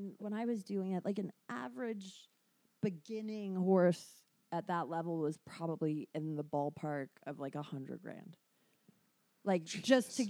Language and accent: English; United Kingdom; Like in the UK, probably the first